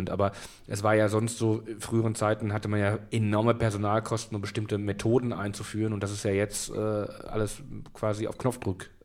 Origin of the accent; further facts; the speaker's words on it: Berlin, Germany; born there; Ich bin in Berlin geboren.